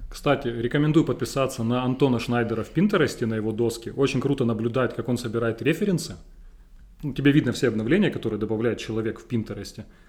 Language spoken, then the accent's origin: Russian; Donbas, Ukraine; Я простой парень из Шахтерского края